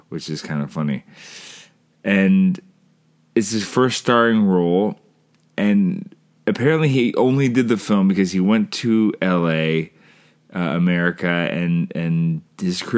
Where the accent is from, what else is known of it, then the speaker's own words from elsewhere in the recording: Canada; I'm Canadian filmmaker